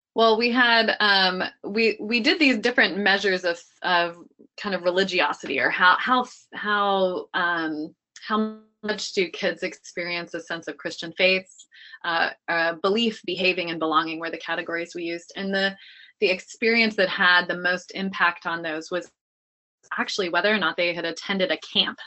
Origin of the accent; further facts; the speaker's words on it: Dayton, Ohio, United States; I grew up in Dayton, Ohio